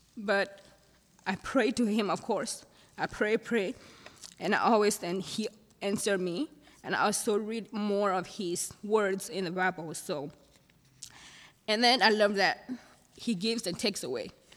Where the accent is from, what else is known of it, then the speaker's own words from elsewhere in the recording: Thailand; moved away; I'm from Thailand.